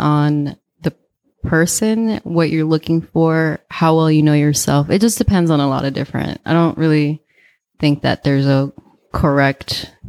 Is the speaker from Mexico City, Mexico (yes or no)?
yes; Mexico City, Mexico; born there; Yeah, I was born in Mexico City.